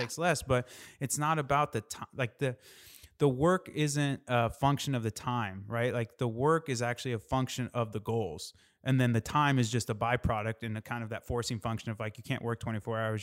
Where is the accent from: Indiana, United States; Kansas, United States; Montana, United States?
Indiana, United States; I'm from Indiana